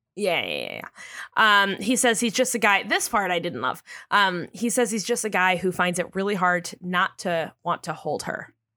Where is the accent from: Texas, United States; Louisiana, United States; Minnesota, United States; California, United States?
California, United States; San Diego; I'm from San Diego.